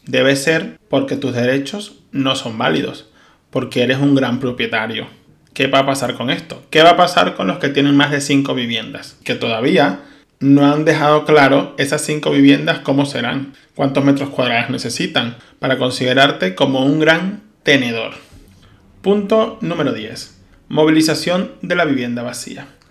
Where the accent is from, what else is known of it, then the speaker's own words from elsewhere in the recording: Venezuela; moved away as an adult; now in Spain; soy un venezolano que salió huyendo de su país